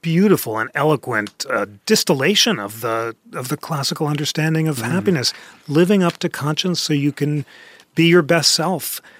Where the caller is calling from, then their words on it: Atlanta, Georgia, United States; I'm calling from Atlanta